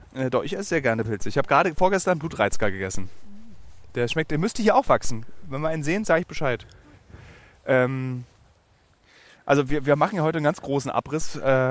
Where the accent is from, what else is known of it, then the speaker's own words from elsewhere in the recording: Berlin, Germany; Berlin-Marzahn, einem Stadtbezirk meiner Heimatstadt